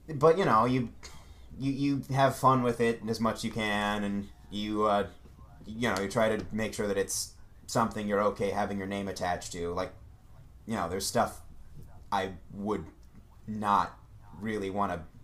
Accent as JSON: {"language": "English", "region": "Ohio", "country": "United States", "moved": "as an adult", "lives_now": "Hollywood, United States", "said": "I'm originally from Ohio"}